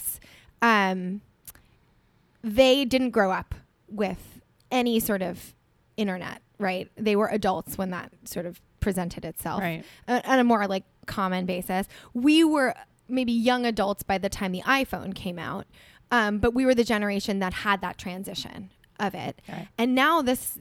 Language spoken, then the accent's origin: English; New Jersey, United States; also born or lived in New York City; I was from New Jersey originally